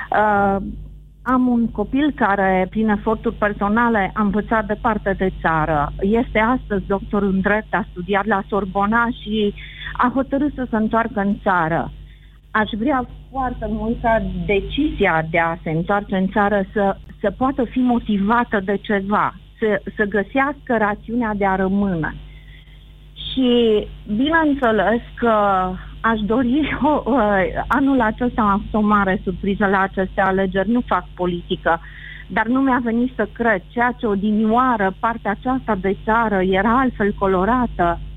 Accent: Romania; să nu, să nu fie jenă de fel că sunt româncă

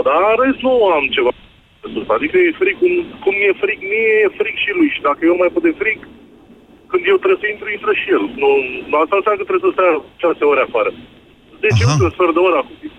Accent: Pitești, Argeș, Romania; Din uh, Pitești.

